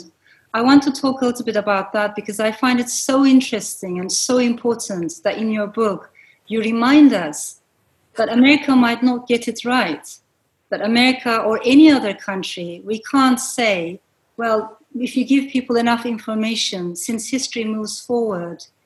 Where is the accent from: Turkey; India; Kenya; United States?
Turkey; I come from Turkey